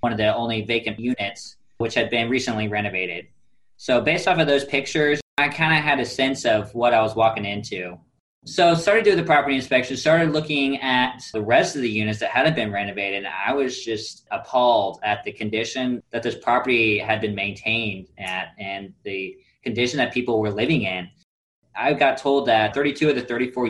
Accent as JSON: {"language": "English", "town": "Kansas City", "country": "United States", "moved": "yes", "said": "I'm from Kansas City originally"}